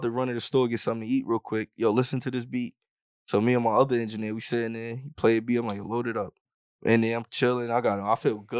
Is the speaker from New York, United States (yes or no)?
yes; Yonkers, New York, United States; Because even in Harlem, niggas, I'm a Yonkers nigga.